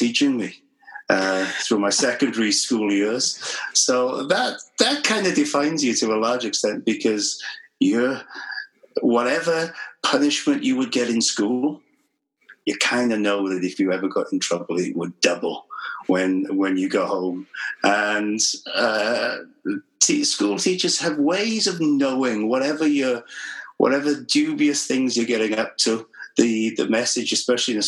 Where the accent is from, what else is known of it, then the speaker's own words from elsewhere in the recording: Mid Wales, United Kingdom; I grew up in Wales. I'm one of those classic Welsh people who's never really left.